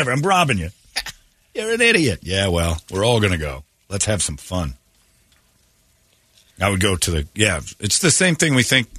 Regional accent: Arizona, United States; I grew up here in Arizona.

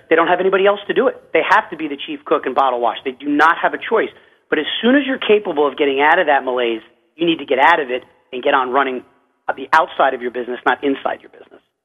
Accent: United States; I'm an American

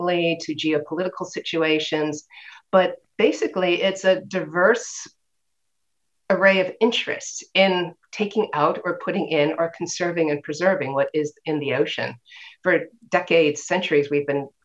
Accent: California, United States; I grew up in California, loved the waves, the beach, the ocean

